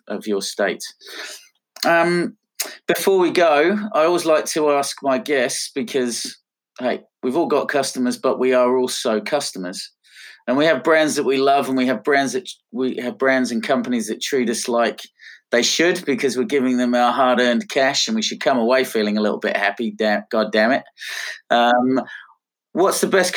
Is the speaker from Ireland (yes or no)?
no; Pom, England, United Kingdom; now in Australia; being a POM, as you can tell by my silly accent